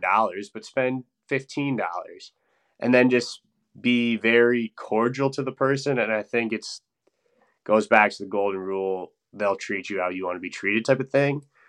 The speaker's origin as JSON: {"language": "English", "town": "Stevens Point", "region": "Wisconsin", "country": "United States", "moved": "as an adult", "lives_now": "Madison, United States", "said": "I'm originally from Stevens Point, Wisconsin, which is north central part of the state"}